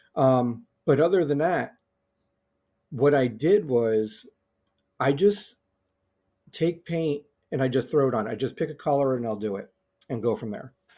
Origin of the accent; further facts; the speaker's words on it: United States; I'm an American